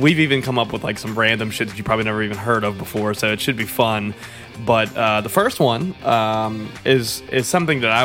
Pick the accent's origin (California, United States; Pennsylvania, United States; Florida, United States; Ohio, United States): Pennsylvania, United States; Pittsburgh; we're from Pittsburgh